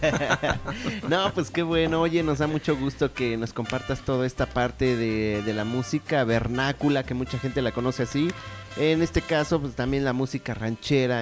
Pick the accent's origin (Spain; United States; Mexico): Mexico; nos caracteriza como mexicanos